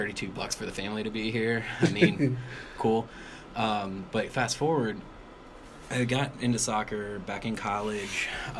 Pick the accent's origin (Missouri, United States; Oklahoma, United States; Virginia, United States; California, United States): Virginia, United States; Chester; I grew up in Southside in Richmond, in Chester, Virginia, actually.